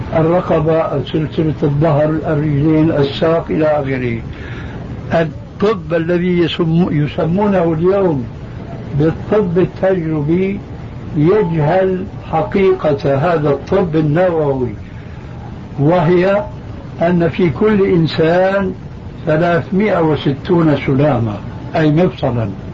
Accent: Syria; عندنا في سوريا

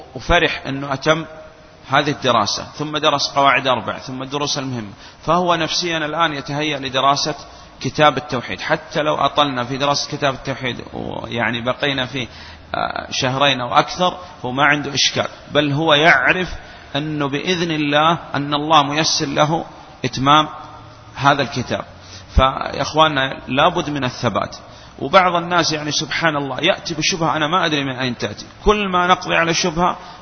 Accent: Saudi Arabia; وعندنا في السعودية

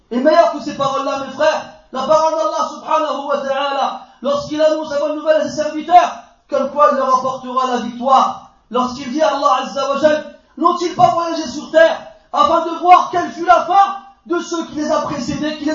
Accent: France; Moi je suis né en France, j'ai étudié en France, j'ai grandi en France, j'ai une carte française, j'ai étudié le droit en France, j'ai étudié l'économie en France, je suis un Français.

